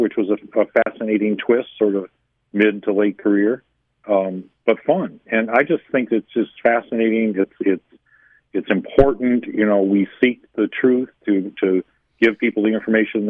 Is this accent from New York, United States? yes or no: yes; Western New York, United States; also born or lived in Albany, New York; I grew up in Western New York